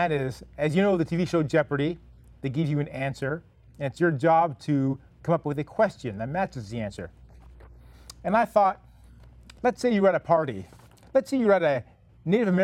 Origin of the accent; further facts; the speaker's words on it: Canada; As a Canadian